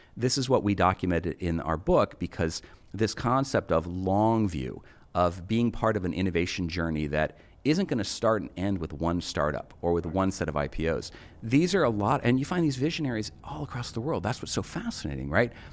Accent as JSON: {"language": "English", "country": "United States", "said": "me as an American"}